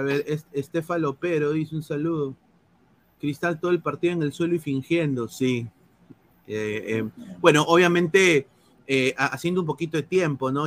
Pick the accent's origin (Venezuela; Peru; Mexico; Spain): Peru; now in United States; somos peruanos, eh, yo estoy aquí en los Estados Unidos